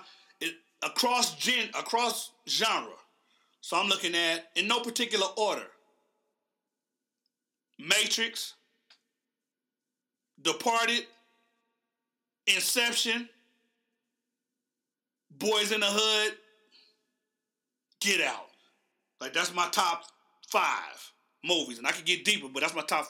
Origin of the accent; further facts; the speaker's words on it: Oklahoma, United States; I'm from Oklahoma.